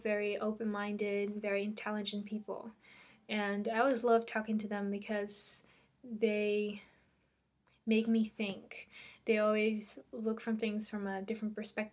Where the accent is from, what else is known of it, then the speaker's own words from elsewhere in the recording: Netherlands; English is a second language; English isn't my first language. I am Dutch. I'm from Holland.